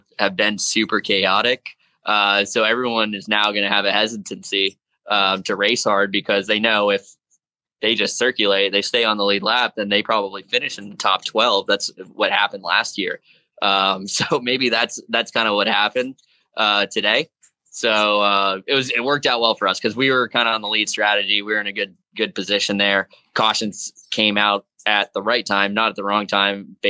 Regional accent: South Florida, United States; Being from South Florida, it's hot and humid there all year round.

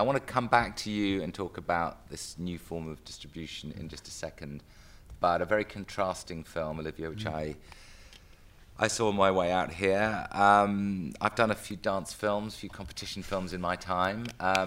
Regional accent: United Kingdom; I'm a Brit

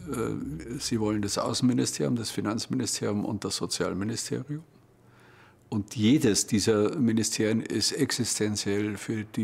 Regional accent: Frankfurt, Brandenburg, Germany; born there; Franziska Giffey ist genau wie ich in Frankfurt-Oder geboren

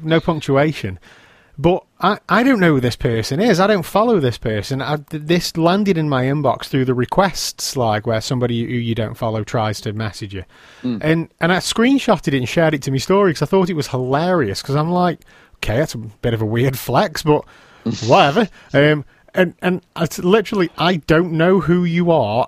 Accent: England, United Kingdom

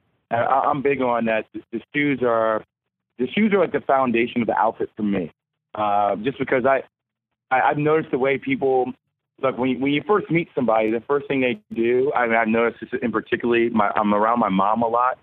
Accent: United States; moved away; also born or lived in the South / Durham, North Carolina; I'm from New Jersey, New York

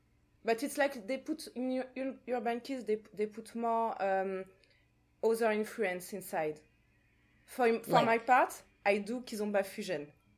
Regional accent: Martinique

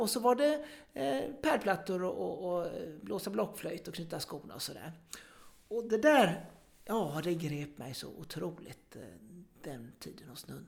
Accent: Gothenburg, Västra Götaland, Sweden; som sagt, jag kommer från Göteborg och eh, när jag skulle börja lekis så eh, var det närmaste lekiset, det var ett katolskt lekis

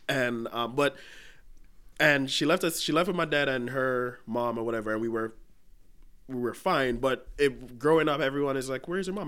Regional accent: Jamaica; moved away; I grew up in Jamaica.

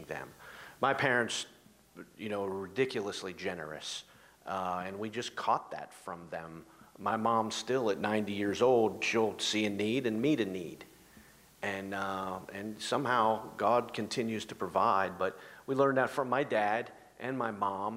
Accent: Ohio, United States; now in South Jersey, United States; I'm from Ohio

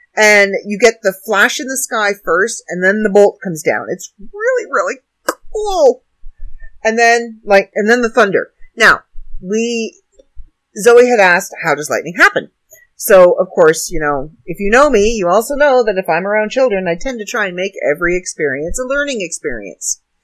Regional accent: Canada; now in United States; not an American, I'm Canadian.

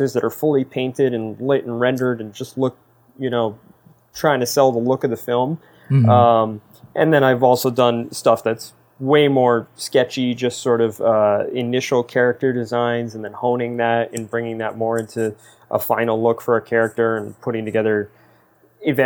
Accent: East Coast, United States; growing up on the East Coast

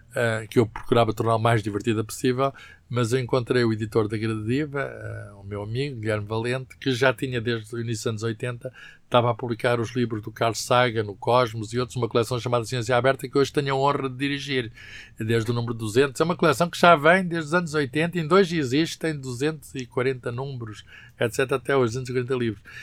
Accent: Lisbon, Portugal; moved away; also born or lived in Coimbra; eu nasci em Lisboa, nasci uh, na maternidade Alfredo Costa

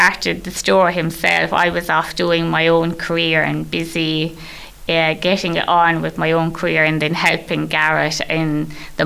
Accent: Kilmeedy, Munster, Ireland; moved away as an adult; also born or lived in Newcastle West; now in Limerick, Ireland; I'm originally from Kilmeady. I went to school in Kilmeady and went to secondary school here in Newcastle West. So originally from a farm just between Kilmeady and Castlemahon.

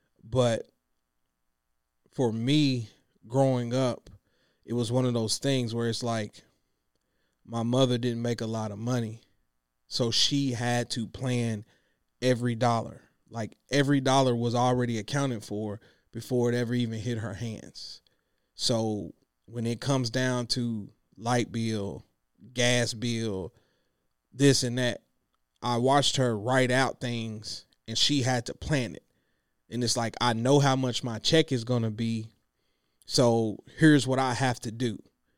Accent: Clinton, United States; Girl, I'm from Clinton. Girl, we could have got married under the trussle. Shout out to my folks in Clinton who know what that is.

